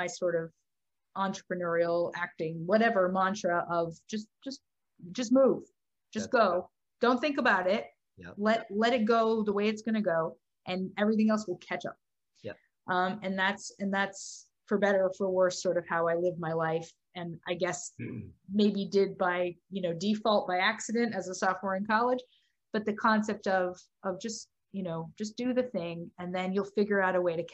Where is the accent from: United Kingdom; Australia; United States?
United States; Dallas, Texas; moved away as an adult; also born or lived in Boston; now in New York, United States; I grew up in Texas, in Dallas, and then I went to school in Boston, and then ended up here